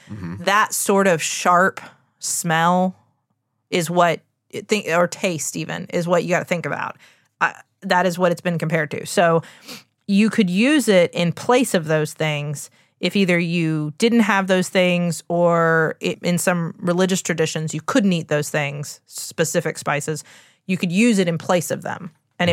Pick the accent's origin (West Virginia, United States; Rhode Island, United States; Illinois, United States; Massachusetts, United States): West Virginia, United States; I'm from West Virginia, the home of pepperoni rolls.